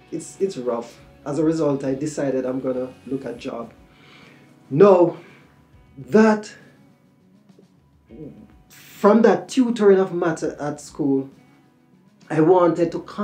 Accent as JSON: {"language": "English", "town": "Kingston", "country": "Jamaica", "tie": "born or raised there", "said": "I was born in Kingston, Jamaica, in the late 70s."}